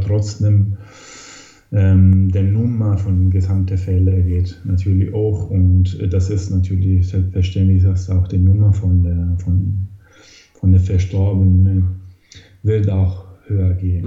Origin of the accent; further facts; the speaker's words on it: Italy; moved away; also born or lived in Hamburg, Germany; bin ursprünglich aus Italien damals gekommen und bin dann wieder zurückgekommen